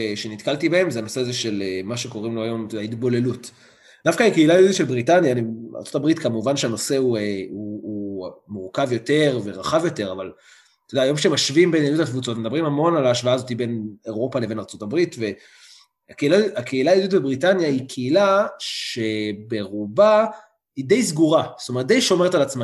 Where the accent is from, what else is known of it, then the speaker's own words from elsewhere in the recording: Beit Ezra, Southern District, Israel; also born or lived in Manchester, United Kingdom / London, United Kingdom; אני במקור ממושב בית עזרא, נמצא לא רחוק מאשדוד, מושבניק, באמת כל החיים גדלתי במושב